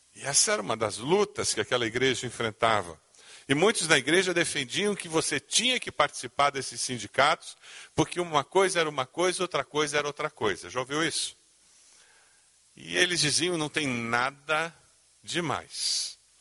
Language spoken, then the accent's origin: Portuguese; Brazil; como bons brasileiros, começamos a viver a vida cristã